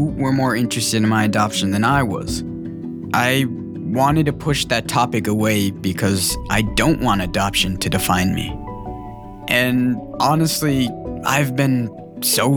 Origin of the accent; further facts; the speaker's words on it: Minnesota, United States; also born or lived in Santiago Atitlan, Guatemala; In 1999, when I was a baby, I was adopted by a white American couple in Minnesota.